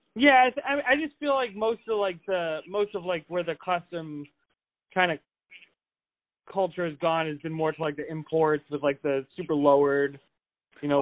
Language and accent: English; New England, United States; I'm from New England, and I'm like, a, I'm a fast talker, even for someone from New England